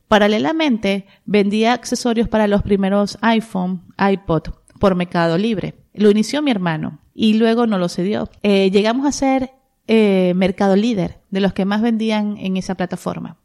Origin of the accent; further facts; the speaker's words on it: Venezuela; moved away as an adult; also born or lived in Maracaibo, Zulia, Venezuela; now in Monterrey, Mexico; Soy venezolana. Eh, tengo 12 años viviendo en Monterrey, México